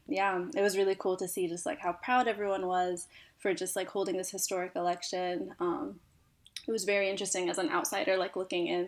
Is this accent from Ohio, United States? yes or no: yes; Cincinnati, Ohio, United States; born and raised in Cincinnati, Ohio